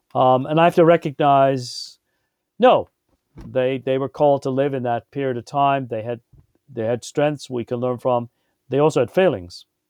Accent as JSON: {"language": "English", "region": "England", "country": "United Kingdom", "tie": "born or raised there", "moved": "yes", "said": "I grew up in England"}